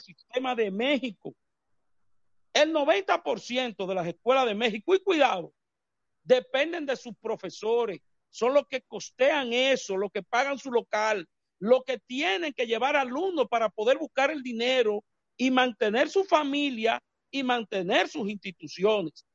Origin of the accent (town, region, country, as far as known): Dominican Republic